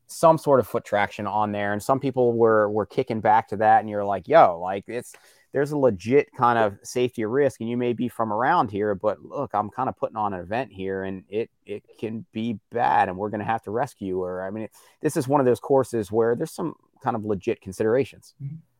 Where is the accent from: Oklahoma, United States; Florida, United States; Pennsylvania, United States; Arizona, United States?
Pennsylvania, United States; Morgantown; I grew up outside of Morgantown, PA